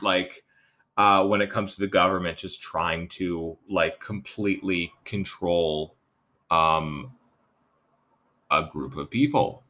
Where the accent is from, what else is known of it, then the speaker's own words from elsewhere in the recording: Vancouver, British Columbia, Canada; I'm a young guy growing up in Vancouver in the 80s and 90s.